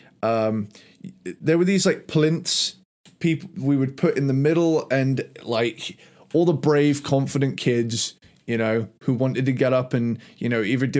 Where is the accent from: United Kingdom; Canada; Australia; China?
United Kingdom; I'm a Brit